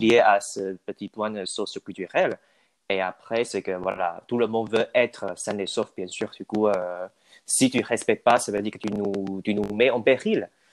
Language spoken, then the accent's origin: French; Taiwan; French is a second language; moved away as an adult; now in Toulouse, France; chez nous, à Taïwan